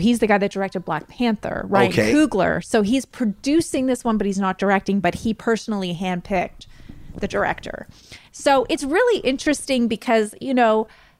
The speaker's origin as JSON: {"language": "English", "country": "Canada", "said": "we're Canadian, we say biopic."}